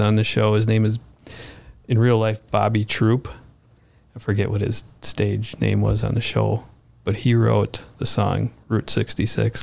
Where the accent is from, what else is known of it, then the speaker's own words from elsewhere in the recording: Bloomington, United States; I grew up in Bloomington